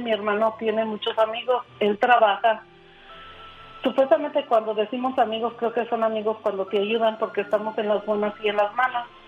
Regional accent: Aguascalientes, Mexico; moved away; Nosotros somos originarios de Aguascalientes.

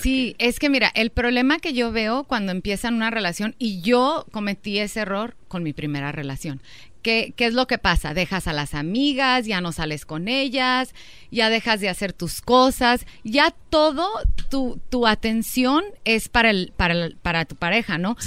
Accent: Durango, Mexico; somos de Durango.

